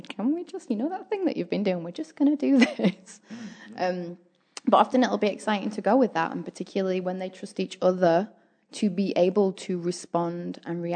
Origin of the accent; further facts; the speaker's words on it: England, United Kingdom; now in New Zealand; I am from England